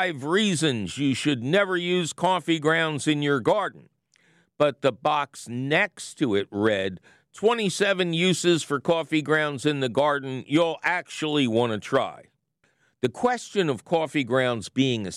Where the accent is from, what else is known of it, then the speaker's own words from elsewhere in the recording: Philadelphia, Pennsylvania, United States; I'm a Philadelphian